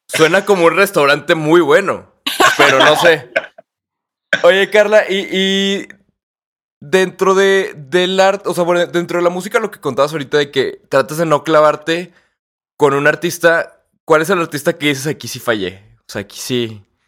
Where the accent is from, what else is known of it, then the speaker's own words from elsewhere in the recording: Torreón, Coahuila, Mexico; aquí en Torreón, que nosotros somos de Torreón